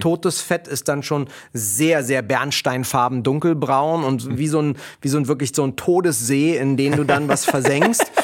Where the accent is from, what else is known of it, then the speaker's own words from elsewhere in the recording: Berlin, Germany; Ich bin ja in Kreuzberg groß geworden